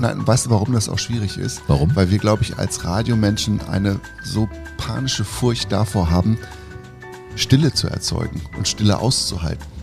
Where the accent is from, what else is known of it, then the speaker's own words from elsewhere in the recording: Lower Saxony, Germany; ich bin ja in Niedersachsen aufgewachsen